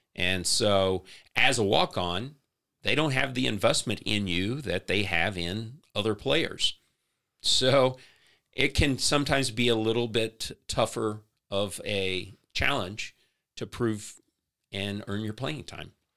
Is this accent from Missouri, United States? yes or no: yes; St. Louis, Missouri, United States; moved away as an adult; also born or lived in Columbia, Missouri; now in Lee's Summit, United States; I grew up in the St. Louis area.